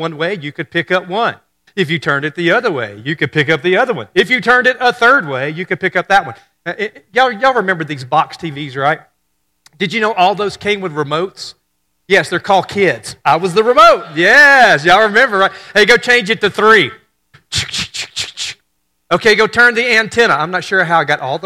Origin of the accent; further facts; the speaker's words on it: Hurricane, Mississippi, United States; when I was a kid growing up in Hurricane, Mississippi.